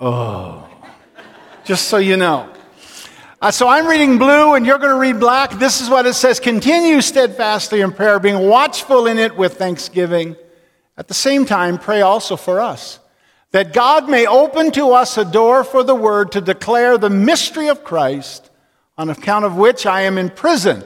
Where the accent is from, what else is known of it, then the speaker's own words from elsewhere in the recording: north of Attawapiskat, Ontario, Canada; moved away; I am from so far up north that we came out to hunt. So if you took a line on a map and took my hometown and brought your finger across there, my hometown is above Attawapiskat.